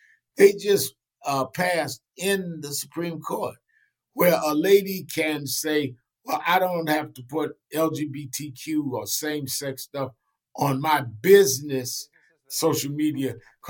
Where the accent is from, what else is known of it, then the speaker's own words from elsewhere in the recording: New York, United States; I came out of the North. And in particular, I was born and raised in New York.